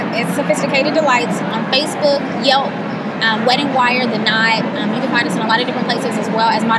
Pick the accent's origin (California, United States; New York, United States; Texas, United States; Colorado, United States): Texas, United States; East; I grew up in East Texas, and food was such a big part of my life and my family